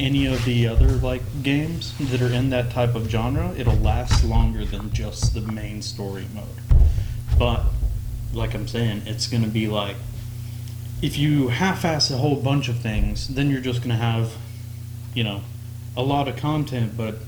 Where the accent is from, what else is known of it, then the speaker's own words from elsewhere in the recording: Texas, United States; born and raised in Texas